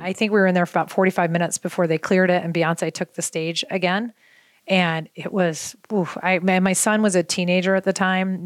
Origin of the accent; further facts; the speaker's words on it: Baltimore, Maryland, United States; moved away; I grew up in Baltimore